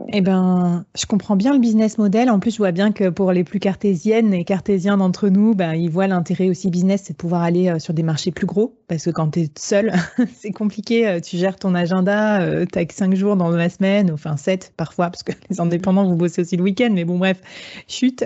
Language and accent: French; Bordeaux, Nouvelle-Aquitaine, France; je suis bordelaise